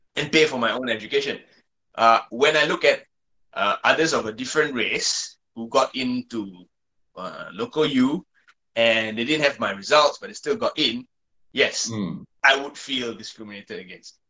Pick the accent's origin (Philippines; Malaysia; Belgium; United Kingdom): Malaysia; English is a second language; growing up in Malaysia